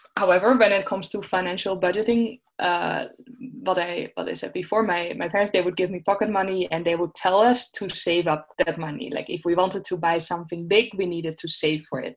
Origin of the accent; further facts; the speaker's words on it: Netherlands; moved away as an adult; I'm from the Netherlands